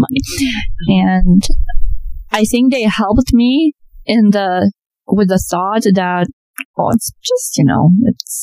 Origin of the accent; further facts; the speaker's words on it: Transylvania, Romania; English is a second language; moved away as an adult; also born or lived in New York, United States / Florida, United States; now in United States; I was born on a beautiful, beautiful summer day in the foothills of Transylvania